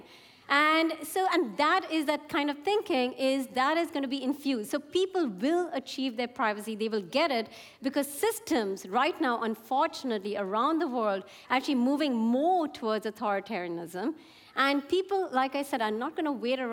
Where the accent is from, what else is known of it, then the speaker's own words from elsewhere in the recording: India; I come from India